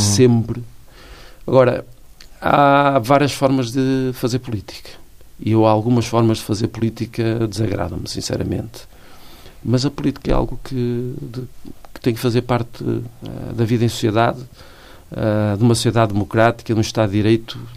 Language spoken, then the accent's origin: Portuguese; Guimarães, Braga, Portugal; moved away as an adult; now in Braga, Portugal; Nasci em Guimarães, nasci no centro histórico, eh, cresci, eh, trabalhei, mas depois, por eh, questões que têm a ver com a minha vida pessoal e familiar, fui viver para Braga